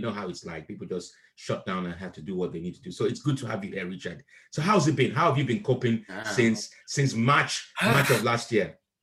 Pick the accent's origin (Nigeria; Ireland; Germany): Nigeria; also born or lived in Akure; now in United Kingdom; I was raised in Nigeria